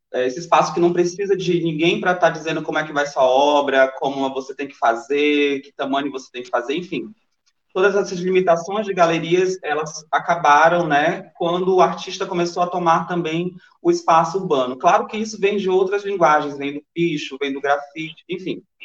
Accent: interior of Maranhão, Brazil; accent: paraense; now in São Luís, Brazil; eu sou do interior do Maranhão, na verdade. É, sou de Luz do uma cidade chamada Luz Domingues, que fica 12 horas de viagem daqui

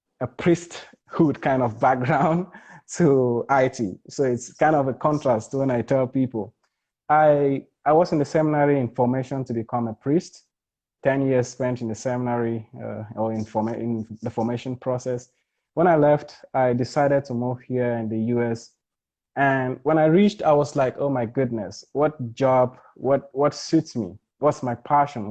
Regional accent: Bamenda, North-West Region, Cameroon; now in Louisville, United States; a Cameroonian. I'm originally from Bamenda.

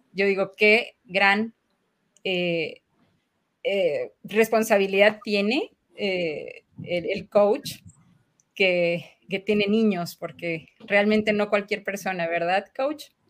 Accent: Mexico; como buen mexicano

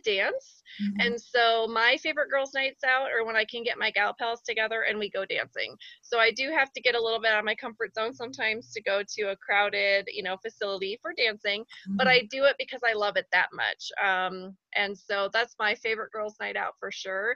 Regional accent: Iowa, United States; moved away as an adult; now in Colorado Springs, United States; I'm from Iowa and we lost the sun for long portions, especially in the winter

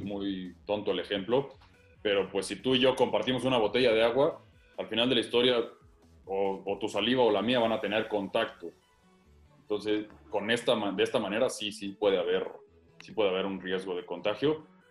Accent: Querétaro, Mexico; Yo soy queretano

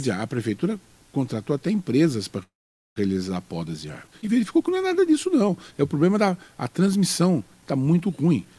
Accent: Guararema, São Paulo, Brazil; also born or lived in Mogi das Cruzes; eu fui criado em Guararema, mas meio Guararema, meio Mogi, tá? É, né? Fui criado entre Guararema e Mogi

